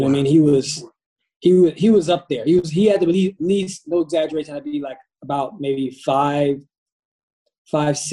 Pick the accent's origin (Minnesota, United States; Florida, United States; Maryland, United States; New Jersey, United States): Florida, United States; Pensacola; also born or lived in Brooklyn, New York; now in Qatar; I grew up in Pensacola, Florida. I was born in Brooklyn, New York. My dad was in the military. We moved down to Pensacola, Florida